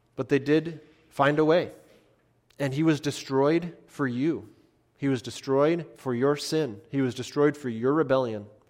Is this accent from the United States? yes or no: yes; United States; as American Christians